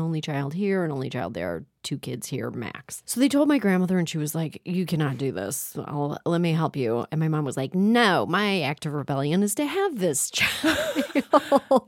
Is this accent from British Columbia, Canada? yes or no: no; Toronto, Ontario, Canada; I grew up in Toronto